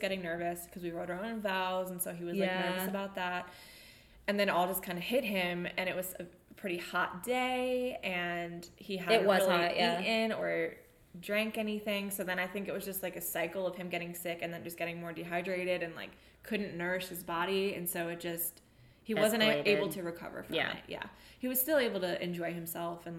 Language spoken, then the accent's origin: English; United States; We are American.